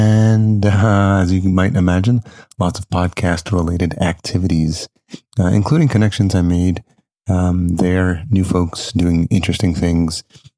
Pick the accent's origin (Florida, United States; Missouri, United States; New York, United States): New York, United States; Yonkers; moved away; I was raised in Yonkers.